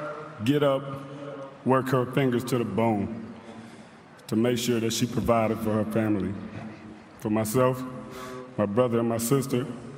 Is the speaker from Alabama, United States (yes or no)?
no; Fremont, Ohio, United States; my hometown of Fremont, Ohio.